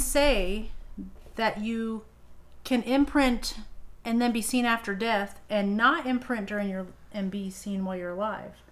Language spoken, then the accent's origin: English; Madison, Indiana, United States; Madison is my hometown. Yeah. Um, we moved there when I was like 10, right outside in the rural area